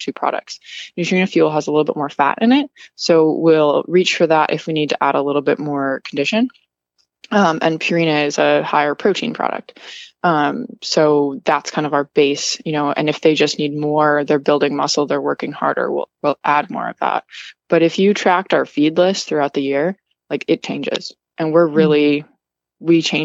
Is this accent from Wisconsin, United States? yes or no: yes; Wisconsin, United States; also born or lived in New York / Massachusetts; now in Florida, United States; I'm originally from Wisconsin